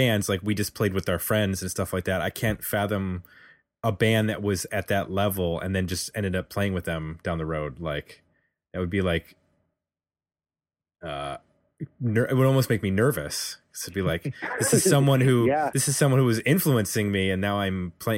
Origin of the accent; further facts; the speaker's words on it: Buffalo, New York, United States; moved away as an adult; now in Columbus, United States; I grew up in Buffalo, New York, and then Jay grew up in Cleveland, and then we both moved here after college